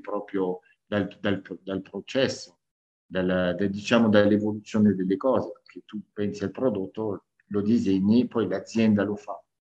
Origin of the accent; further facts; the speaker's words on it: France; now in Italy; sono cresciuto in Francia a livello umano